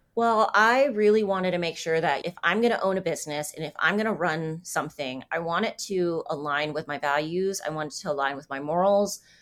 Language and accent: English; San Diego, California, United States; moved away as an adult; also born or lived in New York / Vietnamese ancestry; now in Kansas City, United States; I grew up in San Diego. I lived in New York for ten years.